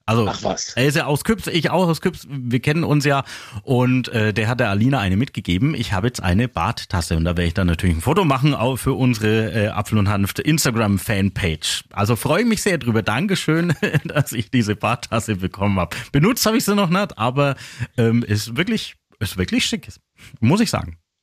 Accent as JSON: {"language": "German", "town": "Küps", "region": "Bavaria", "country": "Germany", "said": "Jetzt komme ich aus Küps"}